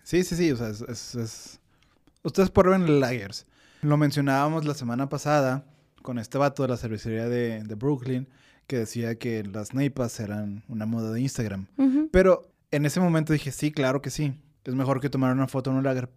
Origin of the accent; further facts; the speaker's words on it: northern Mexico, Mexico; como norteño